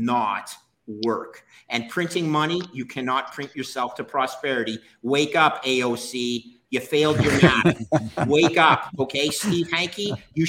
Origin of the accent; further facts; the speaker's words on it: Canada; I'm Canadian.